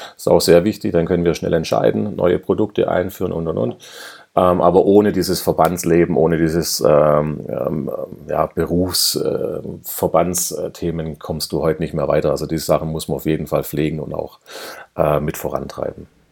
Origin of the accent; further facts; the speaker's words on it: Swabia, Germany; ich bin ja Schwabe, ja und wir Schwaben